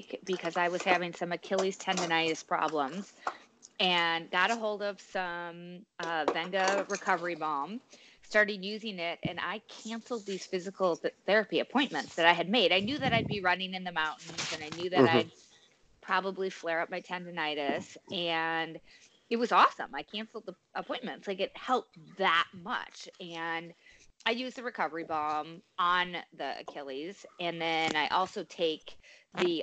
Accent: Steamboat Springs, Colorado, United States; I'm originally from Steamboat Springs, Colorado

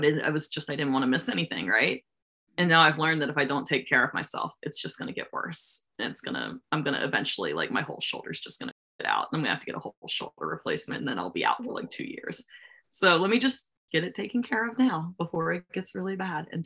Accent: Maryland, United States; being from Maryland, like there's not a lot of wrestling here

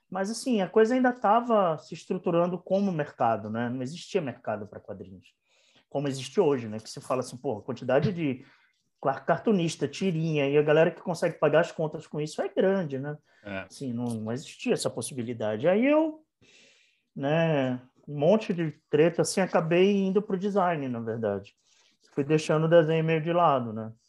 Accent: Manaus, Amazonas, Brazil; also born or lived in Bahia; Então, eu sou de Manaus, eu nasci em Manaus, mas meus pais são pernambucanos, né?

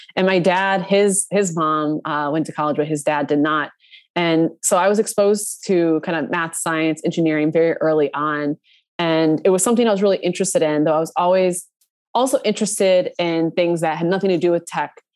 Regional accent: Minnesota, United States; I grew up in Minnesota.

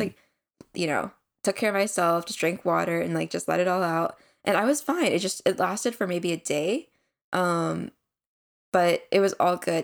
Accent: United States; we are Korean American siblings just out of college.

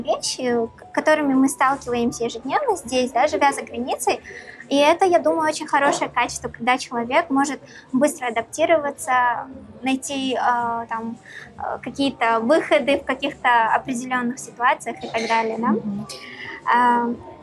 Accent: Karaganda, Karaganda Region, Kazakhstan; я, например, родилась в Караганде, и все свое детство я провела, наоборот, на севере Казахстана

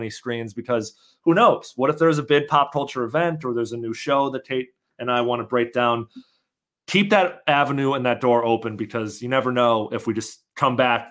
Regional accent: Chicago, Illinois, United States; moved away; my hometown of Chicago

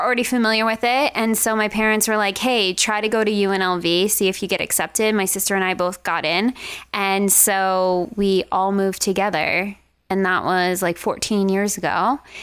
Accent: Long Island, New York, United States; moved away as an adult; now in Las Vegas, United States; I'm from Long Island, New York

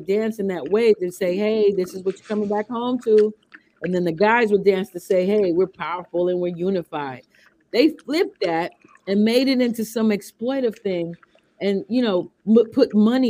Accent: Chicago, Illinois, United States; also born or lived in Wisconsin; But I grew up in Wisconsin a little bit, and I'm from Chicago.

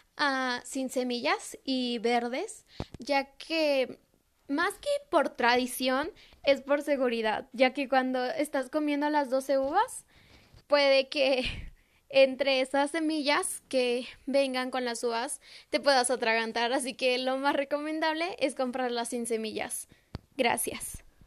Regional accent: San Bernardino Tlaxcalancingo, Puebla, Mexico; En mi pueblo, que es San Bernardino Tlaxcalantingo

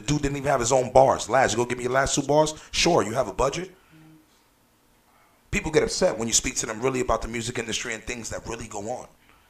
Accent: New York City, New York, United States; I'm from the Bronx

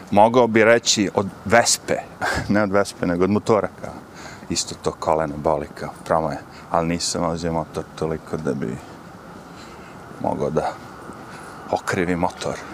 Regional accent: Smederevo, Serbia; now in New York, United States; ja sam iz Smedra

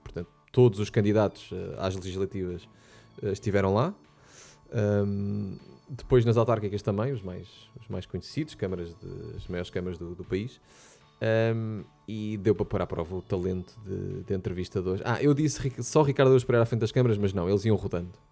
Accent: Portugal; como bons portugueses que somos e gostamos muito de nos queixar

